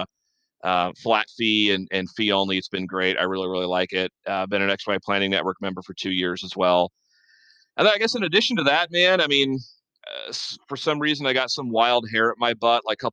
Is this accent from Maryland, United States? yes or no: no; Normal, Illinois, United States; now in Peoria, United States; I grew up in Normal. I've lived in Peoria, which is like 40 miles away, for 20 years now.